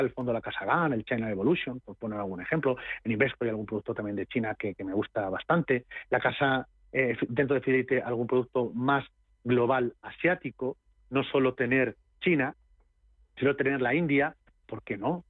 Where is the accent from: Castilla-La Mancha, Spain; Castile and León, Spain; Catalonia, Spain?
Castilla-La Mancha, Spain; yo soy castellano manchego